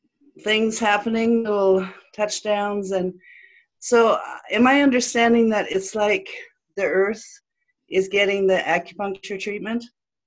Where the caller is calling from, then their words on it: Southeast British Columbia, Canada; I'm calling from Southeast BC in Canada.